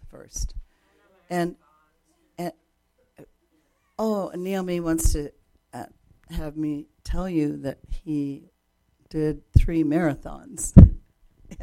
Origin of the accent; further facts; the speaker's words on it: Japan; moved away; I grew up in Japan where the culture, Japanese culture, is kind of like the Jewish culture.